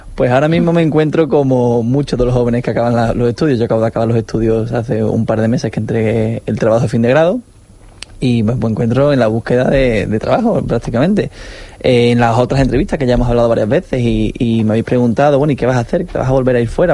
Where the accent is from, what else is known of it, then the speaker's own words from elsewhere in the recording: Seville, Andalusia, Spain; Andalucía, que es mi tierra, en Sevilla